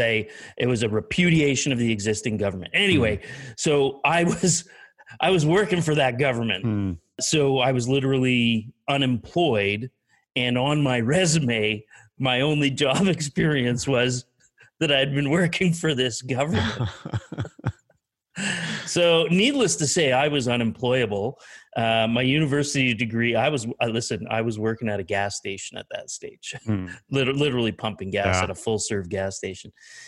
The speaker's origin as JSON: {"language": "English", "region": "Eastern Canada", "country": "Canada", "tie": "born or raised there", "said": "Essentially, I grew up in the Eastern time zone out in Eastern Canada."}